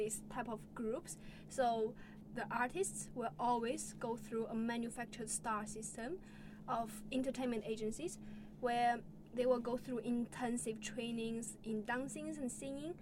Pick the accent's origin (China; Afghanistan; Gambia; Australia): China; moved away; also born or lived in Leeds; I come from China